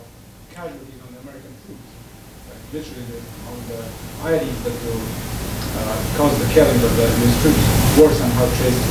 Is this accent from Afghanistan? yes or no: yes; Afghanistan; I'm from Afghanistan.